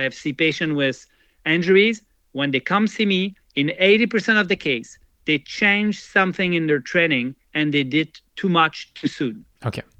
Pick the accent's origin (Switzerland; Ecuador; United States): Switzerland; English is a second language; I never go there, even if I come from from Switzerland.